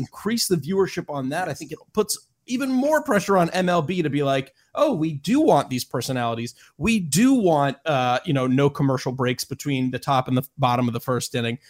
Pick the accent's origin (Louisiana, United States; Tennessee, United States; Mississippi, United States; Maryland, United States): Maryland, United States; I am born and raised in Maryland